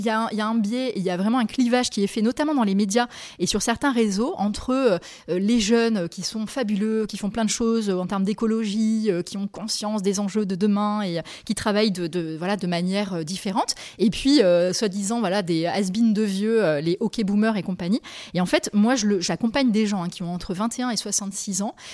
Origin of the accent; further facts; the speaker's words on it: Nouvelle-Aquitaine, France; Et j'ai grandi au Pays Basque. Après j'ai fait mes études à Lille et en Espagne. Et j'ai commencé à travailler à Paris.